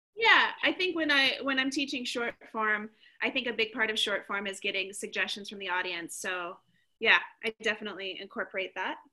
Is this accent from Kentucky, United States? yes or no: yes; Kentucky, United States; moved away; also born or lived in Portland; originally i'm from kentucky